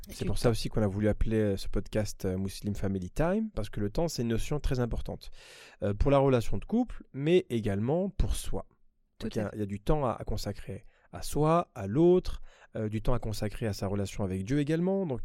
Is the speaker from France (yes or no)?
yes; France; moved away as an adult; Nous avons quitté la France, c'était quoi J'avais 25 ans à l'époque